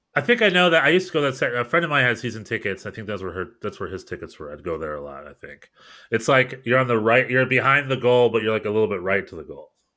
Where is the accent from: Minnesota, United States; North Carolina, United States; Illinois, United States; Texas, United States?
North Carolina, United States; I'm from North Carolina